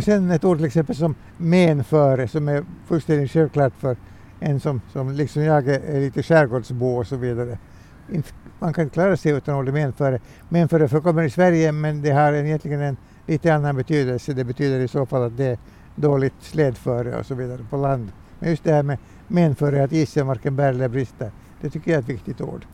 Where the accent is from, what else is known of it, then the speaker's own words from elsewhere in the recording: Helsinki, Uusimaa, Finland; now in Pargas, Finland; Jag är, jag är hemma från bortre Töle. Det är liksom min ursprungliga ort. Sen har jag bott på olika håll, både i Helsingfors och numera i Pargas